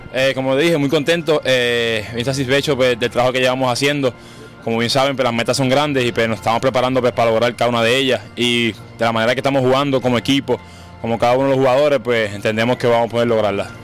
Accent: Puerto Rico; nosotros como boricua

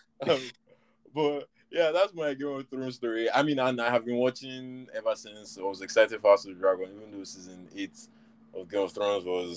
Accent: Nigeria; we grew up in Nigeria, guy, as in there was no HBO

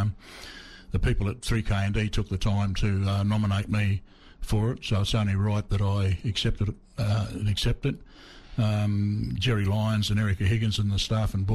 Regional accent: Cairns, Queensland, Australia; now in Victoria, Australia; I was born in Cairns

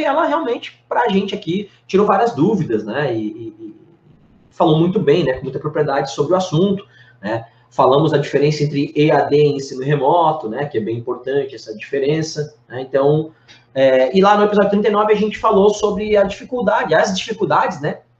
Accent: Blumenau, Santa Catarina, Brazil; lá de Blumenau, que é minha cidade natal

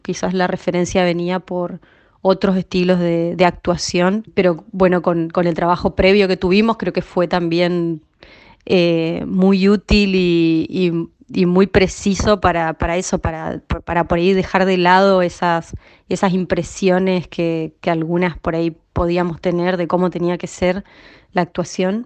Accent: Argentina; somos de, de Chaco

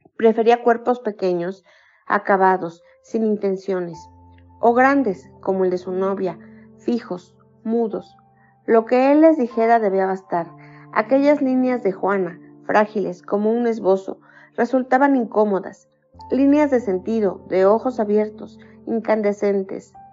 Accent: Mexico; soy mexicana, tengo 54 años

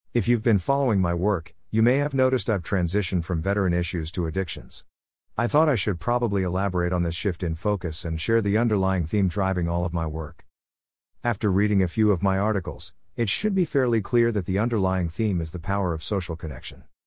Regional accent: Canada; being Canadian

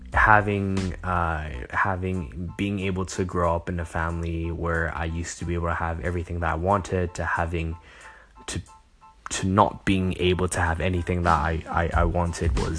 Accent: Hong Kong; also born or lived in Los Angeles, United States; I was born in LA, but I grew up in Hong Kong

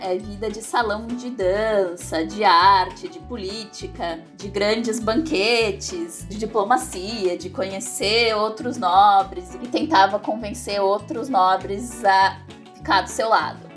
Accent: São Paulo, Brazil; eu sou de São Paulo

